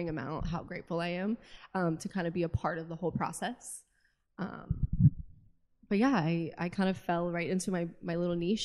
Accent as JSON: {"language": "English", "town": "Virginia Beach", "region": "Virginia", "country": "United States", "tie": "born or raised there", "moved": "as an adult", "lives_now": "Richmond, United States", "said": "I grew up in Virginia Beach, and I've lived kind of all around Virginia."}